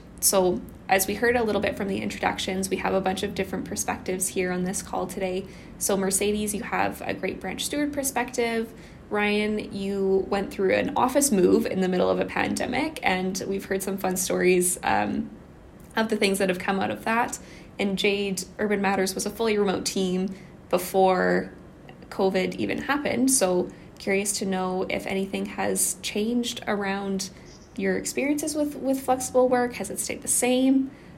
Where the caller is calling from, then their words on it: Kamloops, British Columbia, Canada; I would also like to acknowledge that I'm calling in from Kamloops, which is the traditional unceded territory of the Kamloops to Tshwetmek people.